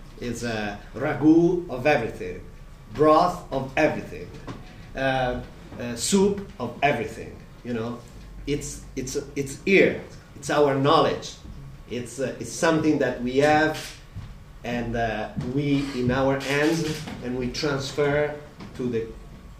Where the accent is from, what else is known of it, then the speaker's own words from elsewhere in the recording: Modena, Emilia-Romagna, Italy; I grew up in Modena in a food valley, you know, in the middle of Emilia-Romagna.